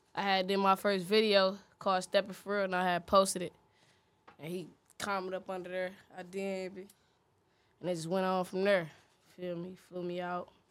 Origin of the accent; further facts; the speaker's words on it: Cleveland, Ohio, United States; I'm from Cleveland, Ohio. Huff, ninety-third.